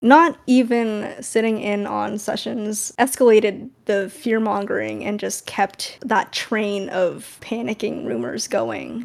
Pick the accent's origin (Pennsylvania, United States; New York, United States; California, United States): California, United States; I'm from California